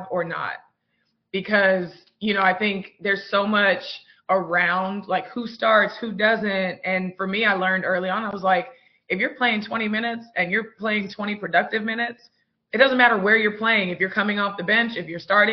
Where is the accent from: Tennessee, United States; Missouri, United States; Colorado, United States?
Tennessee, United States; Mount Juliet; moved away; also born or lived in Las Vegas; I get to be in my hometown